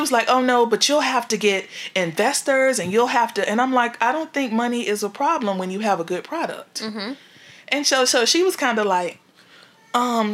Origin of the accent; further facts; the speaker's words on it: Miami, Florida, United States; I'm from Miami